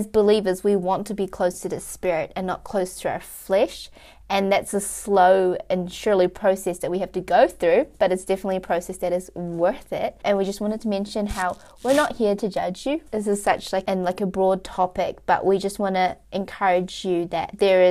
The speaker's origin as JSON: {"language": "English", "region": "Wellington", "country": "New Zealand", "said": "we are from Wellington"}